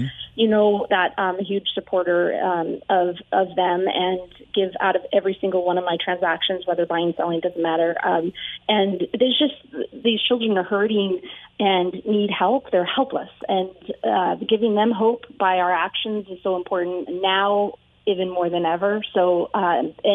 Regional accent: California, United States; I grew up in California

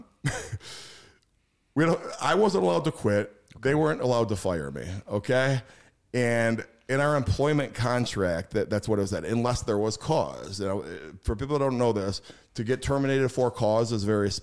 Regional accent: Schaumburg, Illinois, United States; I grew up in Schaumburg, Illinois, which is a very middle class area

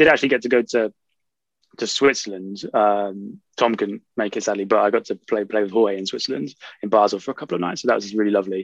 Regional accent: Norfolk, East of England, United Kingdom; I grew up in Norfolk, in the east of England

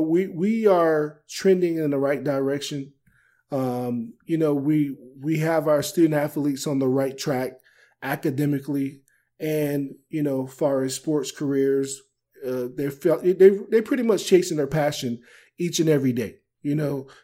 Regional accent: Maryland, United States; moved away; my home state

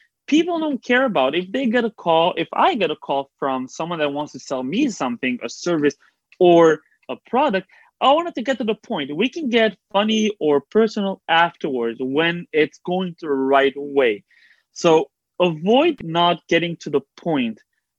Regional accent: Belgium; now in Israel; I like helping Olim, people that came from abroad like I did. When I came from Belgium, I had zero connections, zero help to get into the tech field.

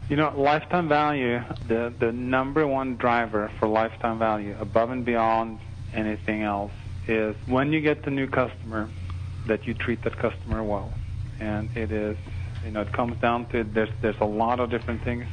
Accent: Norway; moved away; I was born and raised in Norway

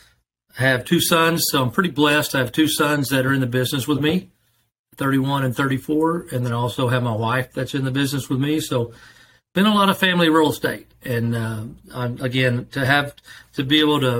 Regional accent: Broken Arrow, Oklahoma, United States; I'm from Broken Arrow, been in Broken Arrow about 47 years

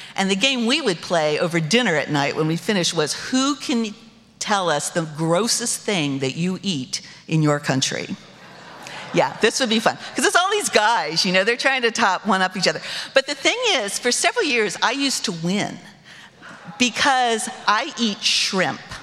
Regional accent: United States; My identity as American citizen was secure

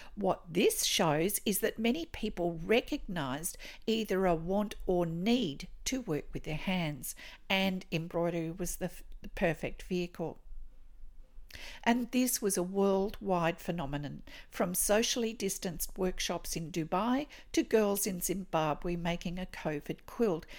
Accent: Australia; I'm an Australian textile artist

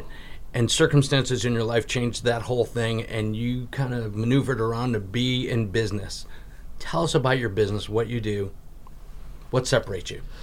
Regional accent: Connecticut, United States; I'm from Connecticut as well

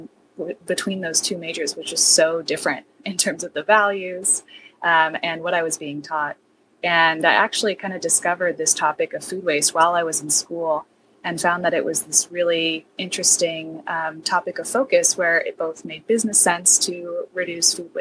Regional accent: San Diego, California, United States; also born or lived in Netherlands; I grew up in San Diego. I was born in the Netherlands, though

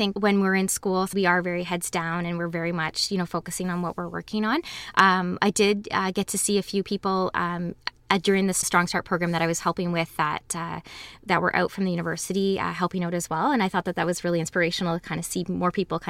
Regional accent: Waterloo, Ontario, Canada; Growing up in Waterloo was wonderful. All of my memories of as a child were wonderful and getting involved in the community. I've lived here my whole life, went to school here, was raised here

